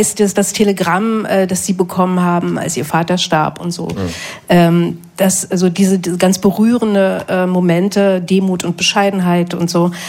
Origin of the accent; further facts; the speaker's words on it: Germany; ich bin in der DDR groß geworden